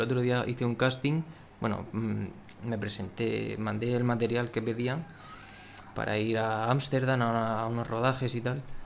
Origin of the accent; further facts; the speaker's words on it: Murcia, Region of Murcia, Spain; soy de Murcia